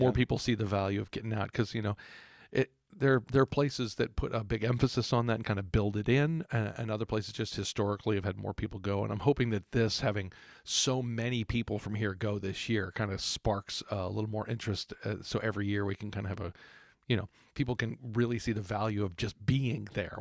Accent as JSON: {"language": "English", "region": "Texas", "country": "United States", "tie": "born or raised there", "said": "growing up in Texas"}